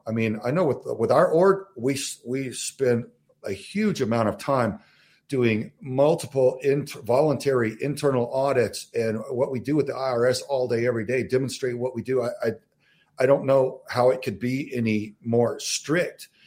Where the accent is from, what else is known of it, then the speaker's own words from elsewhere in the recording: Southern Texas, United States; also born or lived in Southern Arizona; now in Arizona, United States; I'm from Southern Texas